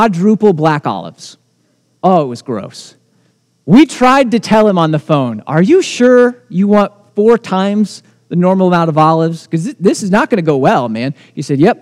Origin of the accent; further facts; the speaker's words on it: United States; as American Christians